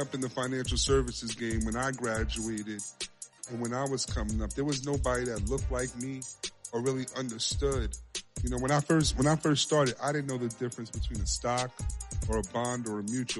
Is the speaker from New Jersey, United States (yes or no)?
no; New York City, New York, United States; I was born and raised in the Bronx, New York. You know, a little place called Co-op City, Section 5.